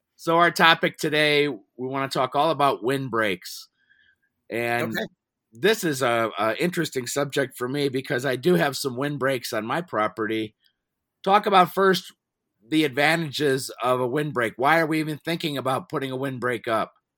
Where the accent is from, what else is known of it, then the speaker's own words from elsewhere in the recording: Cleveland, Ohio, United States; now in Pittsburgh, United States; I grew up in the same area